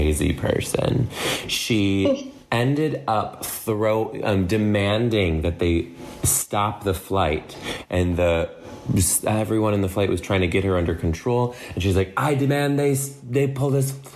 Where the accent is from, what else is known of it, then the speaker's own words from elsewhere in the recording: Detroit, Michigan, United States; I'm actually from Detroit. I was born and raised here.